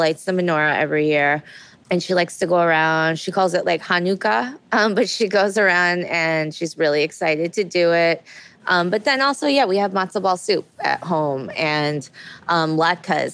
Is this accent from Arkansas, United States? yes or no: no; upstate New York, United States; also born or lived in South Korea; So I was born in South Korea. I was adopted at a very young age when I was 3 months old, and I grew up in upstate New York.